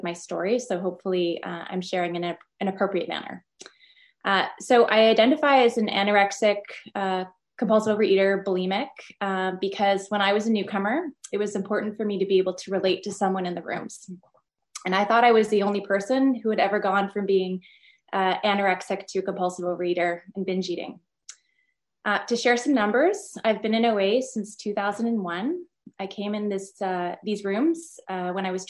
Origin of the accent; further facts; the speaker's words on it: Ottawa, Ontario, Canada; I'm from Ottawa, Canada.